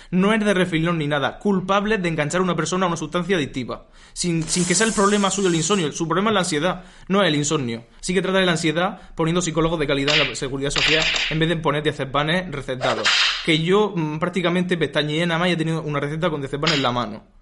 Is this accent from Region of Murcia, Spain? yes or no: yes; Region of Murcia, Spain; Yo soy murciano